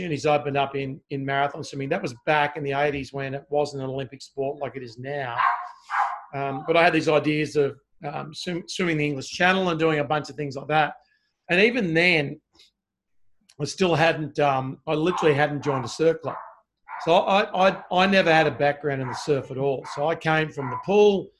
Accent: Sydney, New South Wales, Australia; also born or lived in Melbourne, Victoria; started school on the northern beaches of Sydney

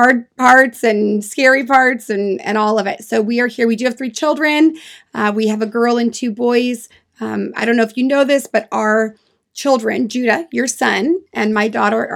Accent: California, United States; also born or lived in England; I am from California as well. We live about 2.5 hours away from each other. We're in the Sacramento area, and I've been here a long time.

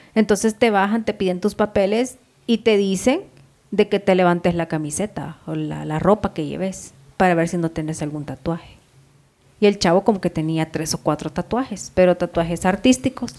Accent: El Salvador; moved away; es un vecino de mi pueblo

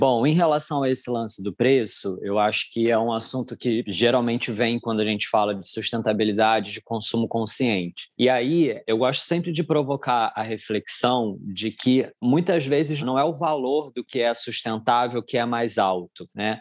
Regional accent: Rio de Janeiro, Brazil; eu também sou carioca

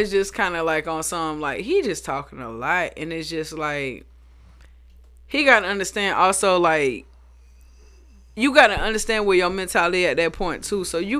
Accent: Monterey, California, United States; born there; I was born in Monterey, California, in the Bay Area. My mom was in the military out there.

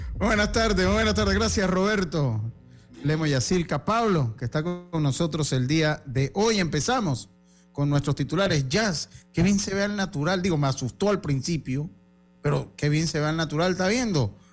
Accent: Panama; como buenos panameños

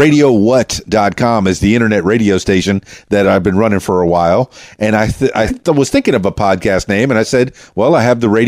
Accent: Miami, Florida, United States; also born or lived in Orlando; I'm from Miami

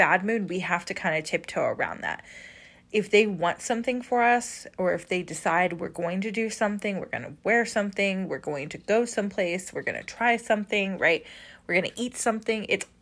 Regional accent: Midwest, United States; I grew up in the Midwest

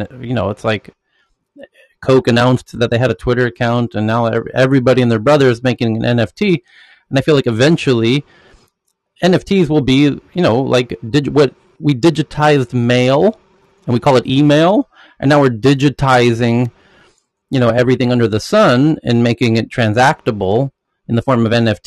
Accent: United States; an American

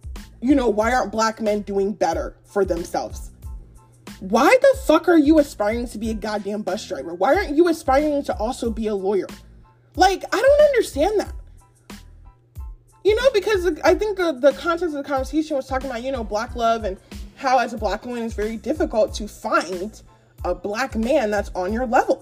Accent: Nigeria; I'm Nigerian

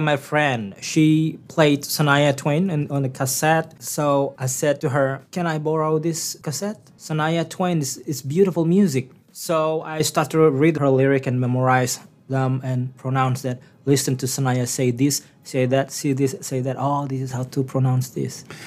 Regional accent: Bangka Belitung Islands, Indonesia; English is a second language; moved away as an adult; now in Newfoundland and Labrador, Canada; I was born and raised in the uh, small village named Sempan

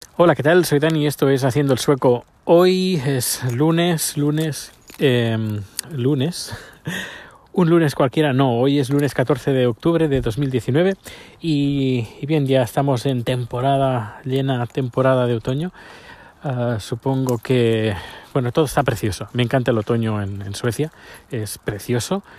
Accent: Spain; moved away as an adult; now in Sweden; 10 años cuando salí de España

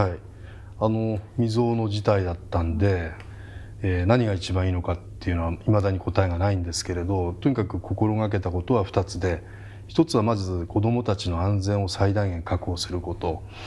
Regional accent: Hachioji, Tokyo, Japan; 自分だけ僕八王子市なんですけど

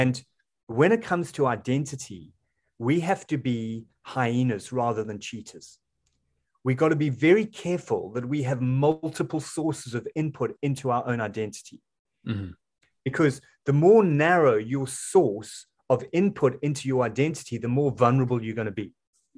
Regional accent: South Africa; I'm a South African

